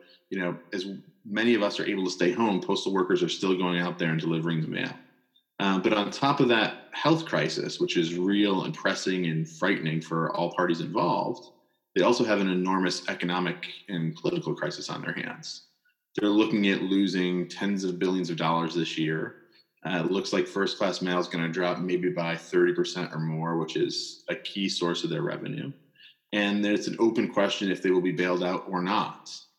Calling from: Waltham, Massachusetts, United States; I'm calling in from my basement, as you probably can guess. I'm in Waltham, Massachusetts, just outside of Boston.

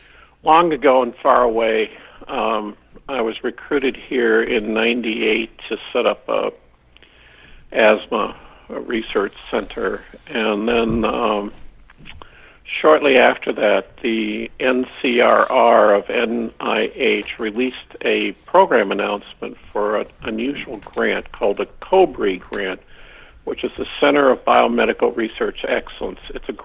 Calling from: Vermont, United States; I'm calling you from the University of Vermont, located in the People's Republic of Vermont.

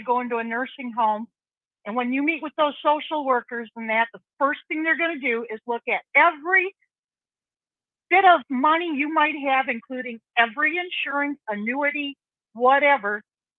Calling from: Wisconsin, United States; I'm calling from Wisconsin.

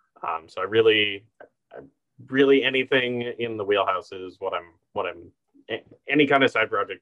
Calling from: New Haven, Connecticut, United States; I use the pronouns he, him, his, and I am currently calling from New Haven, the ancestral home of the Quinnipiac, Pawgusset, and Wappinger people.

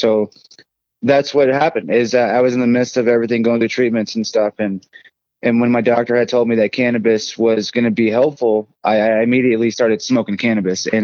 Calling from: Colorado Springs, Colorado, United States; I am home that's Colorado Springs, Colorado. Um, I love Colorado to the fullest.

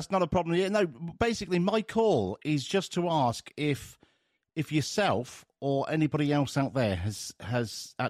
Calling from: England, United Kingdom; I'm calling from England, United Kingdom.

